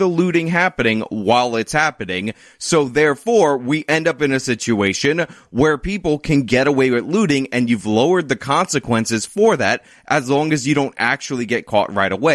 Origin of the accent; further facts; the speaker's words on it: New York, United States; New York, my home state, but not in my area, upstate New York, Buffalo to be specific